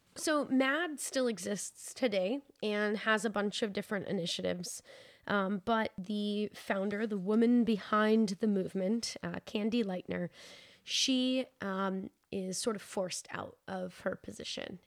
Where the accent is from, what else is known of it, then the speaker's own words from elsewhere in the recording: New Hampshire, United States; growing up in New Hampshire